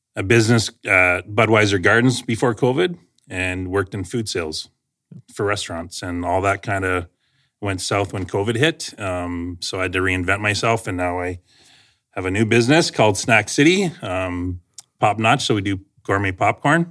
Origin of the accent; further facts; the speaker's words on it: London, Ontario, Canada; moved away as an adult; now in Aylmer, Canada; born and raised in London, Ontario.